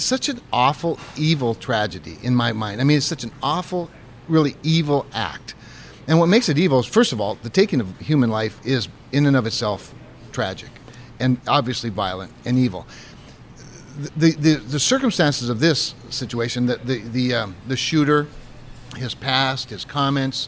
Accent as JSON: {"language": "English", "region": "North Dakota", "country": "United States", "tie": "born or raised there", "said": "growing up in North Dakota."}